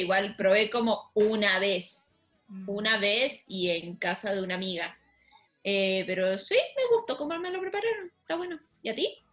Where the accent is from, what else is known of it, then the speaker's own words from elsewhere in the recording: Chile; moved away; Soy la única chilena